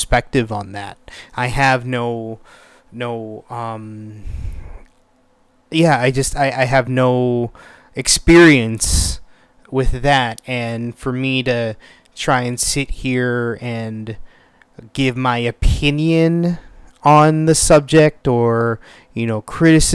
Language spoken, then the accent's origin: English; United States; I'm born and raised in the United States